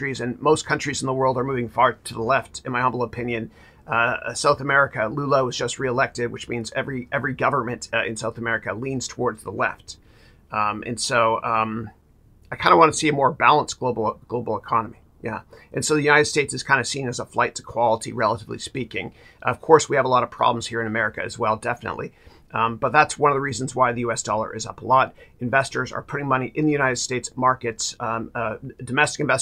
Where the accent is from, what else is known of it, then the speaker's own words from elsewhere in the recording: Canada; growing up in Canada, I'm a proud Canadian